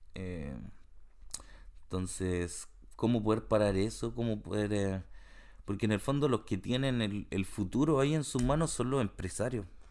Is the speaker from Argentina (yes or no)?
no; Santiago, Santiago Metropolitan Region, Chile; now in Canada; cuando era chico en Santiago